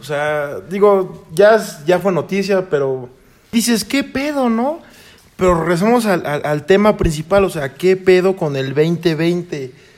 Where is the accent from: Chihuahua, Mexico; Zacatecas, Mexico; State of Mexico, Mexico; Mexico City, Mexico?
State of Mexico, Mexico; Chimalhuacán; soy de Chimalhuacán